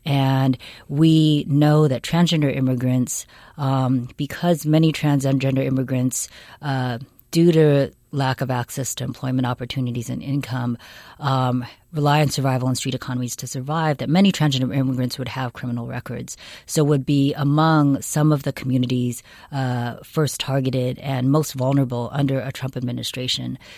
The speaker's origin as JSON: {"language": "English", "town": "Seattle", "region": "Washington", "country": "United States", "tie": "born or raised there", "moved": "yes", "lives_now": "California, United States", "said": "I grew up in Seattle, Washington."}